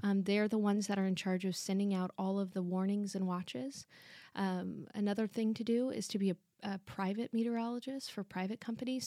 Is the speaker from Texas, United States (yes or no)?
yes; Dallas area and San Antonio, Texas, United States; I grew up partially in the Dallas area and partially here in San Antonio